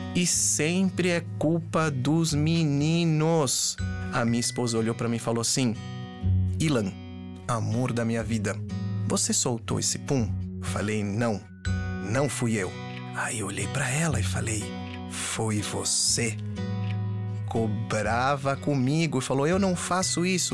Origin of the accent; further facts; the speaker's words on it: Brazil; also born or lived in Israel; Eu sou do Brasil, mas também não nasci no Brasil